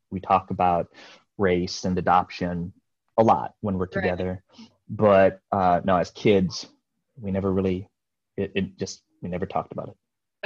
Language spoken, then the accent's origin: English; Iowa, United States; also born or lived in Jeonju, South Korea / Seoul, South Korea; born in Korea, adopted into Iowa, uh, a small little farm, yeah, outside of a small little town in Iowa, and I that was 1978. I was about a year and a half old